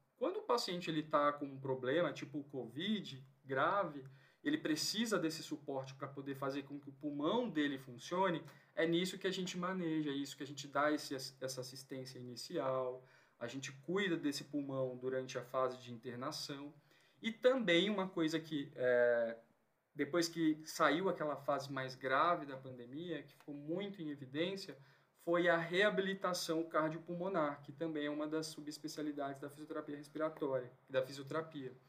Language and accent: Portuguese; São Mateus, Espírito Santo, Brazil; moved away as an adult; now in São Paulo, Brazil; eu sou lá do Espírito Santo, de São Mateus, uma cidade do interior, litoral norte. Fiz faculdade de fisioterapia lá e me mudei para São Paulo assim que eu terminei